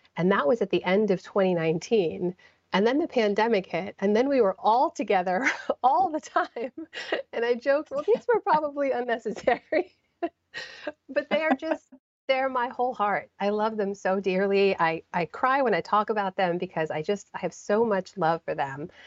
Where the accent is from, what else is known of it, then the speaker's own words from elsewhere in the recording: United States; growing up in the United States